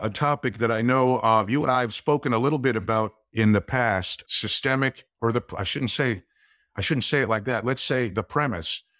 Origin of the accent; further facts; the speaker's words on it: Glen Rock, New Jersey, United States; I grew up in, uh, a small town in New Jersey called Glen Rock